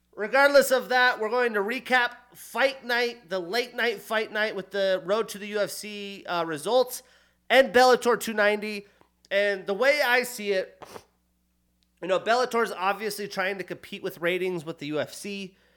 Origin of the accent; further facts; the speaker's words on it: United States; also born or lived in Montana / Wyoming; growing up in Montana, Wyoming